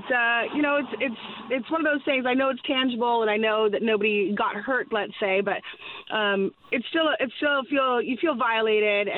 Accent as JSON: {"language": "English", "region": "Northern Ontario", "country": "Canada", "tie": "born or raised there", "also_born_or_lived": "British Columbia / Ottawa", "moved": "yes", "lives_now": "Newfoundland and Labrador, Canada", "said": "I moved here actually from Ottawa, but I'm originally from British Columbia, but mostly raised in Northern Ontario"}